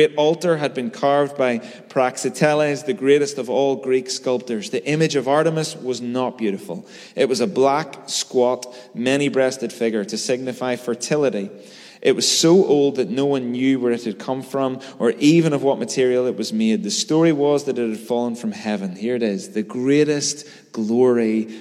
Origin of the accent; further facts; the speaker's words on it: Belfast, Northern Ireland, United Kingdom; I grew up in North Belfast through the 90s